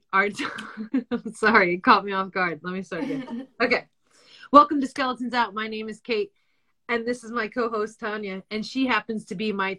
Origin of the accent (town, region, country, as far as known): Pennsylvania, United States